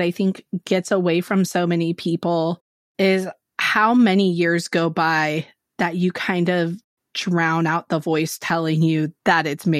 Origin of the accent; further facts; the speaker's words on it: California, United States; Yeah, California, so same.